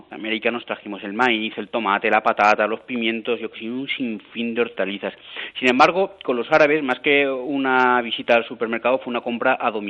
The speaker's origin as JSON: {"language": "Spanish", "town": "Xàtiva", "region": "Valencian Community", "country": "Spain", "said": "yo soy de Játiva"}